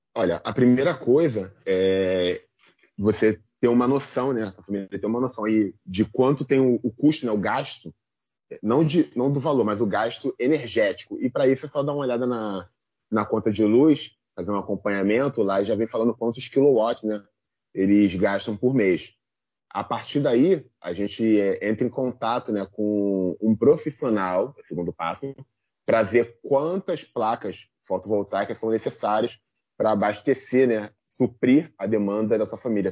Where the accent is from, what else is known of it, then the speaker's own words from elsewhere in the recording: São João de Meriti, Rio de Janeiro, Brazil; Eu sou de São João de Meriti